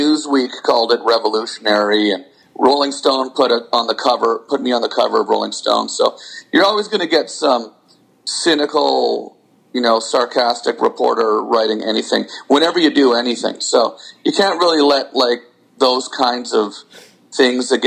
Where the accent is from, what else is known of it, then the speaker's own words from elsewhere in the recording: Canada; As a Canadian